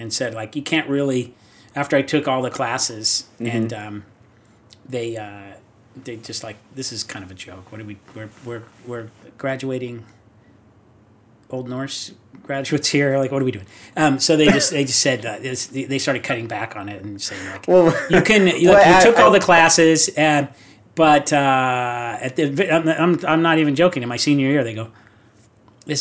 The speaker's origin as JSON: {"language": "English", "town": "Rossmoor", "region": "California", "country": "United States", "tie": "born or raised there", "also_born_or_lived": "Long Beach", "said": "I grew up in Rossmore"}